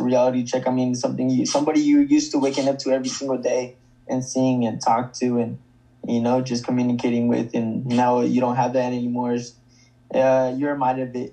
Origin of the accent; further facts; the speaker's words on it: Stockton, California, United States; my hometown, Stockton, California